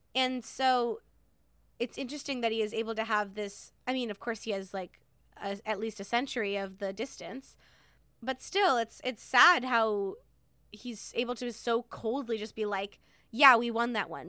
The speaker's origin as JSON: {"language": "English", "town": "Hartford", "region": "Connecticut", "country": "United States", "tie": "born or raised there", "said": "I was born in Hartford"}